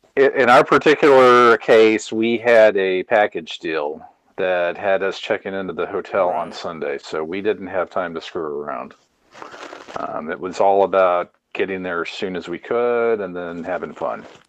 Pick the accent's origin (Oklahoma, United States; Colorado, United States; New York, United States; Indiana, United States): Oklahoma, United States; I grew up in Oklahoma.